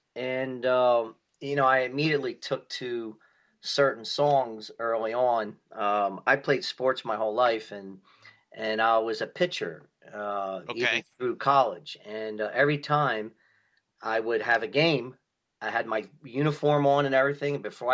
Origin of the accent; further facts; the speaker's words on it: Philadelphia, Pennsylvania, United States; Yep. Born and raised in South Philly.